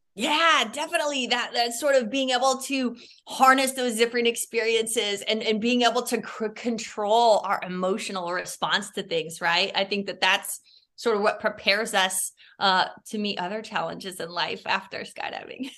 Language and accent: English; Iowa, United States; moved away; also born or lived in Chicago; I grew up in Iowa on, on, on a farm